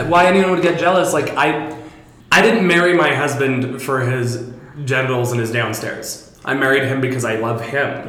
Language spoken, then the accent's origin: English; Seattle, Washington, United States; Because I'm from Seattle, we got a lot of freak drag where I'm from.